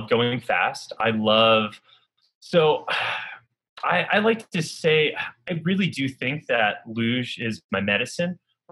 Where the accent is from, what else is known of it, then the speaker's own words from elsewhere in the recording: Northern New York, United States; growing up in Northern New York